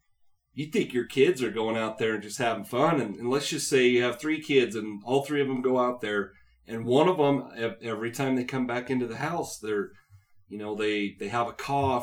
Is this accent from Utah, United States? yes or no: yes; Utah, United States; I grew up in Utah